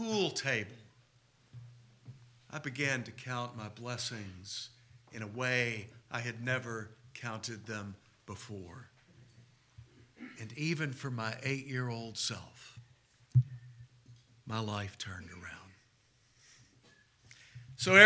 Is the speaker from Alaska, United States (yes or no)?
no; Texas, United States; what I grew up with here in Texas